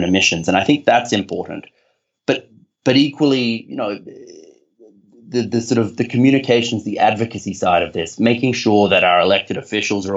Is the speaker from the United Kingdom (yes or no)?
no; Australia; accent: Australian; I'm Australian, and I hope my accent conveys that.